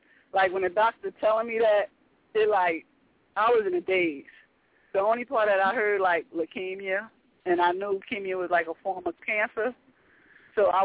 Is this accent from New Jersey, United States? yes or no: yes; Northern New Jersey, United States; I was born and raised in Northern New Jersey